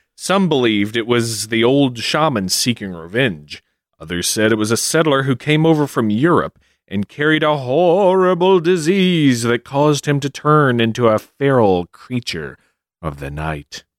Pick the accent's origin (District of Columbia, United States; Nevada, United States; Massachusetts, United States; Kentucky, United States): Kentucky, United States; my home state, my old Kentucky home. That's right, Kentucky